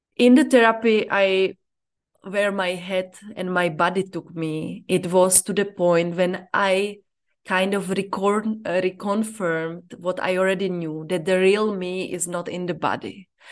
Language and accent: English; Czechia; moved away as an adult; now in Zambia; I'm from the Czech Republic and I live in Zambia